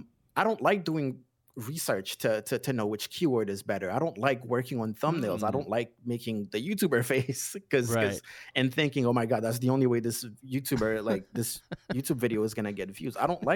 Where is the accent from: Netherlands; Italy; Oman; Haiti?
Haiti; I was born and raised in Haiti, so I'm kind of used to the United States, and we're very influenced by the United States.